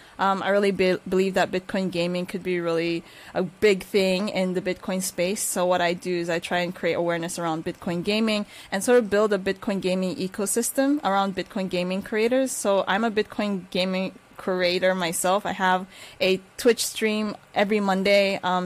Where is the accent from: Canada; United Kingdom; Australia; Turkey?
Turkey; born there; I am half Nigerian, half Filipina, who was born in Turkey.